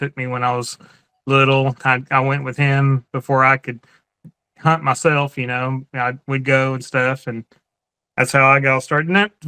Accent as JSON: {"language": "English", "region": "Tennessee", "country": "United States", "tie": "born or raised there", "also_born_or_lived": "southern Indiana", "moved": "as an adult", "lives_now": "Indiana, United States", "said": "I live in southern Indiana. I was born and raised in Tennessee. Moved up here. I guess we've been up here 9 years now. We really like southern Indiana."}